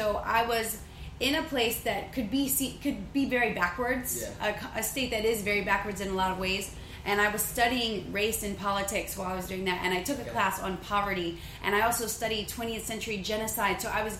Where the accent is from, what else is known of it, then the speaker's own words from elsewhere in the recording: Louisiana, United States; moved away as an adult; also born or lived in New Orleans, Louisiana / Baton Rouge, Louisiana; now in Los Angeles, United States; I lived in, near New Orleans. I graduated from Baton Rouge, but I call my hometown a place called La Ronger, Louisiana.